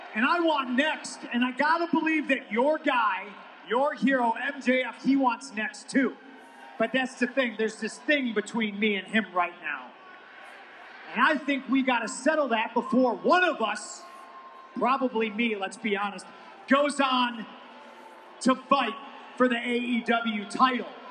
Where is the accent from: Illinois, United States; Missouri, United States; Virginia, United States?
Illinois, United States; Chicago; my hometown, Chicago, Illinois